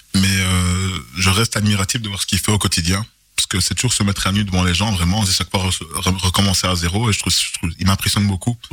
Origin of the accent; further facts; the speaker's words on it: Charleroi, Wallonia, Belgium; also born or lived in Etterbeek; je suis né à Etterbeek en, 1981 et euh, la vie a voulu que j'arrive à Charleroi en 1984. Et j'ai été recueilli par une dame formidable qui m'a élevé